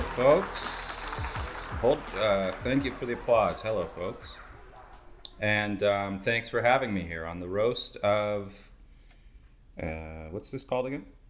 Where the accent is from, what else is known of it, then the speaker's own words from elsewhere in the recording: New York, United States; I'm from New York